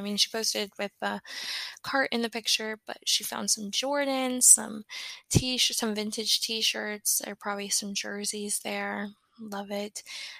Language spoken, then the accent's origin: English; Tennessee, United States; now in Florida, United States; my hometown in Tennessee